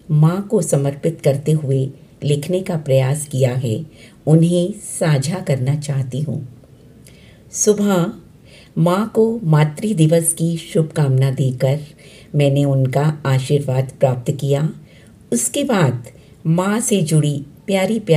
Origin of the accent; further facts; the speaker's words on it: Delhi, India; दिल्ली से हूँ